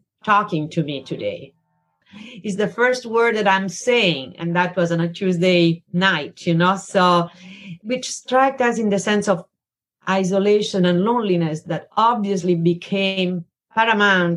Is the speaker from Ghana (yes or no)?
no; Italy; moved away as an adult; now in New York, United States; I'm originally from Italy